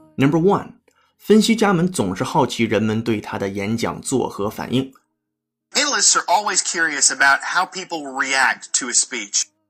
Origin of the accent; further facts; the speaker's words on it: China; accent: Chinese accent in English; first language Chinese; 我是中国人，母语是汉语，英语是非母语，所以我说英语一定会或多或少带有中国人说英语的口音